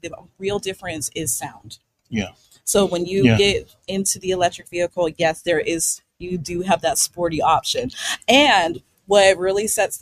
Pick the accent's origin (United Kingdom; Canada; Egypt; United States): United States; Pittsburgh, Pennsylvania; I'm from Pittsburgh.